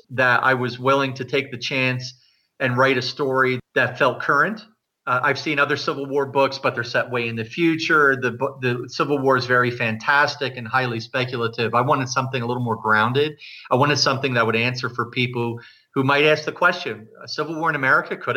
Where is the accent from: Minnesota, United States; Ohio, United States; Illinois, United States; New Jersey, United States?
New Jersey, United States; moved away as an adult; also born or lived in New York City; now in Canada; I was born in the United States and I grew up in New Jersey and I lived in New York City for 7 years and then moved here soon after 9/11